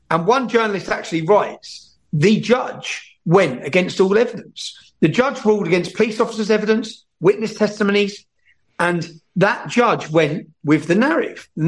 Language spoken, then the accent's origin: English; England, United Kingdom; I go to jail as a British journalist for two years because of that film.